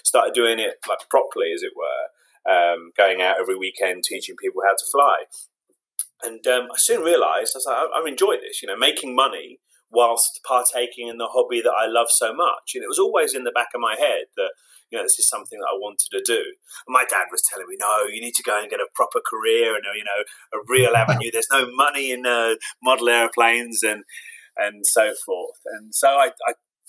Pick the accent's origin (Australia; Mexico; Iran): Iran; I was born 76 in Iran